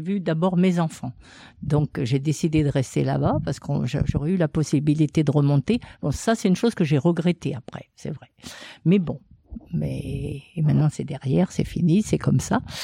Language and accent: French; Redon, Brittany, France; moved away as an adult; also born or lived in Vendée / Montpellier / Nîmes; moi, je suis partie de Redon parce que j'avais un mari dans la banque